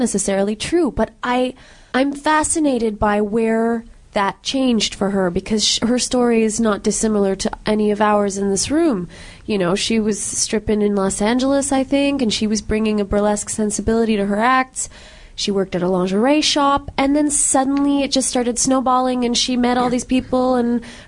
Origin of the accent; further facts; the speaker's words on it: Canada; We're all Canadian performers, and this art form really is an American kind of traditional art form. I mean, we had burlesque here in Montreal in the 20s and 30s, 40s.